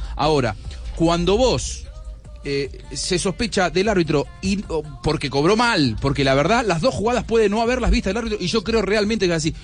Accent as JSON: {"language": "Spanish", "country": "Argentina", "said": "soy argentino"}